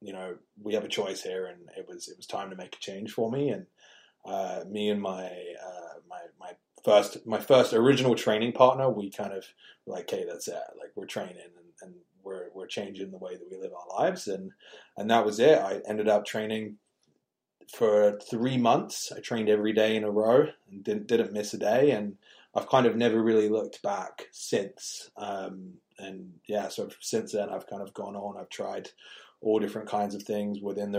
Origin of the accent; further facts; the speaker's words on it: England, United Kingdom; growing up in England, you had to have a tough skin